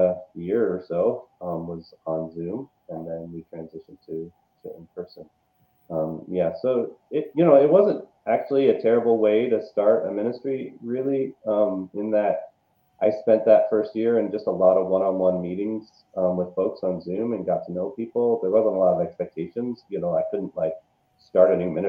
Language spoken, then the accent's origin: English; Seattle, Washington, United States; also born or lived in Los Angeles / Las Vegas; now in Madison, United States; I'm originally from Seattle, Washington, spent some time in Los Angeles, Washington, D.C., Las Vegas, and now Wisconsin